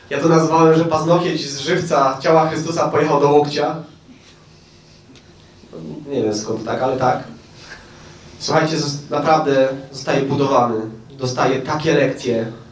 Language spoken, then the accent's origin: Polish; Oświęcim, Lesser Poland, Poland; born there; Przez moją siostrę, przez to, że się urodziłem w Oświęcimiu, przez to, że moja mama była przewodnikiem Auschwitz, przez wszystko.